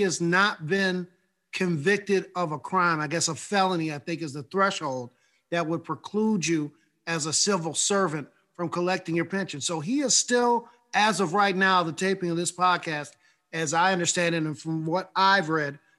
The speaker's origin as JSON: {"language": "English", "region": "New York", "country": "United States", "tie": "born or raised there", "said": "one of the biggest states in the union, my home state"}